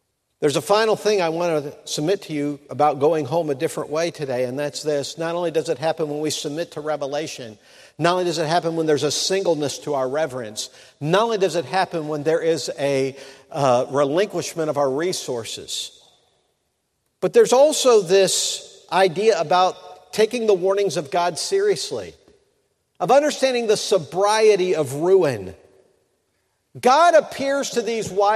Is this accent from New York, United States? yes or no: no; Mansfield, Ohio, United States; my hometown in Mansfield, Ohio